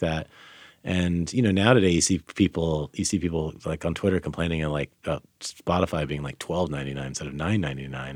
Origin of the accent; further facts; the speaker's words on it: Sacramento, California, United States; moved away as an adult; also born or lived in France / Philadelphia; I grew up in Sacramento